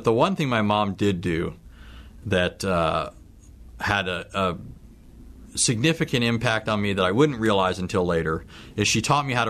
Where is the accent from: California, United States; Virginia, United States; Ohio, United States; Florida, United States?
California, United States; Southern; I was born in Southern California. I came from a line of Sicilians, and so I have a family with a rich history of Sicilian culture and so forth.